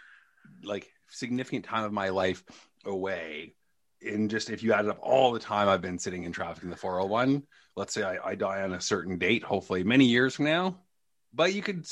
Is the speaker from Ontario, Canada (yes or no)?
yes; Toronto, Ontario, Canada; born or raised there; also born or lived in Hamilton, Ontario / Wiarton, Ontario